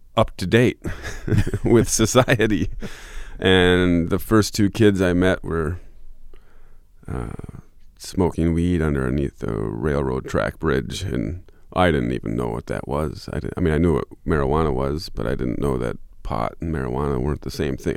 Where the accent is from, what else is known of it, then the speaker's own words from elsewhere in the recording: Michigan, United States; also born or lived in Fort Collins, Colorado / Lake Tahoe, California; now in southern Minnesota, United States; my parents moved back to Michigan